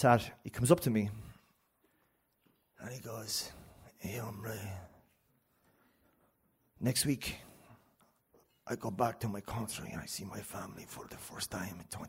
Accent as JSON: {"language": "English", "region": "County Cavan", "country": "Ireland", "said": "I'm from Kinalekleck"}